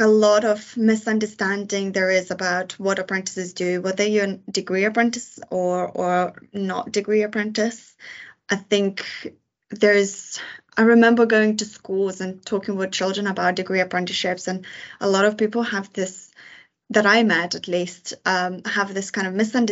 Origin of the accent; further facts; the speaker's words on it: Lithuania; moved away as an adult; now in United Kingdom; I moved to UK from Lithuania when I was 18